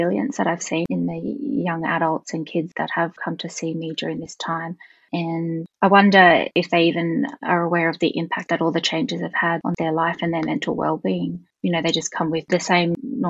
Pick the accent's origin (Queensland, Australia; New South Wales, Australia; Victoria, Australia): New South Wales, Australia; Sydney; I'm an Aboriginal woman from Sydney. I grew up on Dharawal land